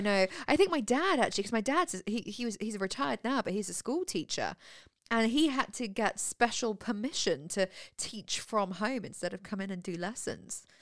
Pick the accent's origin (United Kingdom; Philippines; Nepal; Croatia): United Kingdom; near Birmingham, West Midlands; now in Winchester, United Kingdom; I come from Stetson Coalfield, a town that is twenty minutes from Birmingham